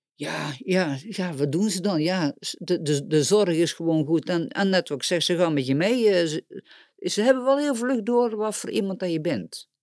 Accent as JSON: {"language": "Dutch", "town": "Boxtel", "region": "North Brabant", "country": "Netherlands", "said": "ik kom uit Boksel"}